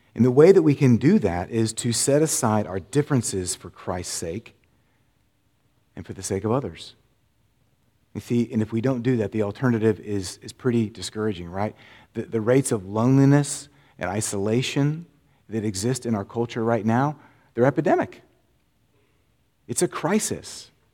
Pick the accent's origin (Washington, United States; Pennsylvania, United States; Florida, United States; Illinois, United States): Florida, United States; moved away; I grew up in Florida